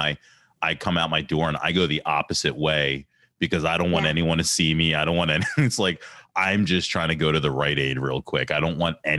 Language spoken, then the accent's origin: English; Ambler, Pennsylvania, United States; growing up in Ambler